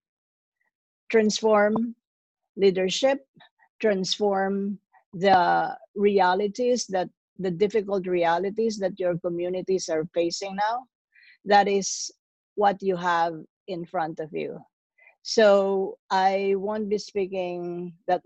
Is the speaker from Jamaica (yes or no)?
no; Philippines; now in New York, United States; I'm originally from the Philippines, but I live in New York